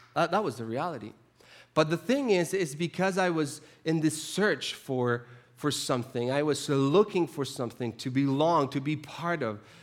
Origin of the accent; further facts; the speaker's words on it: Chile; moved away; I grew up in the South. I'm from the South, so very, very, very South. I'm from Chile.